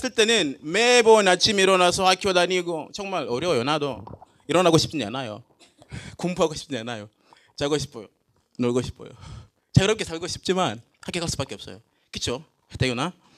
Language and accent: Korean; Tanzania; Korean is a second language; moved away as an adult; also born or lived in Jecheon, South Korea; now in South Korea; 저는 탄자니아에서 왔어요